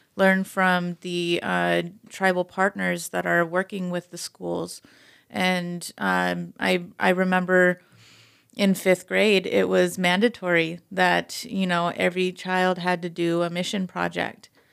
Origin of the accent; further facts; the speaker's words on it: United States; was raised in this community